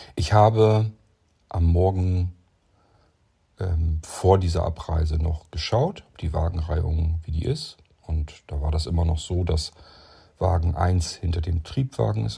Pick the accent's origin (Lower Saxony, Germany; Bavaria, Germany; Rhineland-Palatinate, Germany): Lower Saxony, Germany; born or raised there